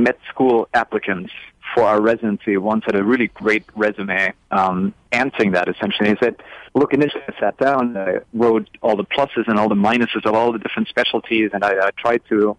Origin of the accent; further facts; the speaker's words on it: Munich, Bavaria, Germany; moved away as an adult; now in United States; I was born and raised in Munich and then came here after med school. So it was supposed to be just a little 3-month stint, and that was now about 18 years ago.